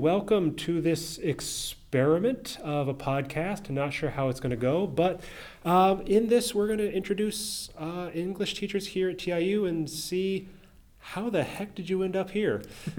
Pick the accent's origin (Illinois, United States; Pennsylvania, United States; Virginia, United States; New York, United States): Illinois, United States; Chicago; I'm also from the Chicago area